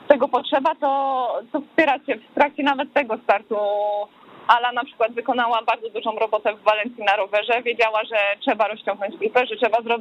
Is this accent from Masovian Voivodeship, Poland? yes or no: no; Ćwiklice, Silesian Voivodeship, Poland; Tak, ja, ja kocham Śląsk, a, moje ćwiklice to, to, już totalnie.